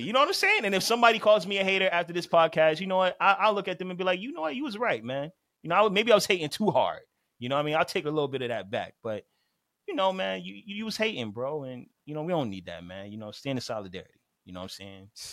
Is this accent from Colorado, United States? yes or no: no; Miami, Florida, United States; I'm from Miami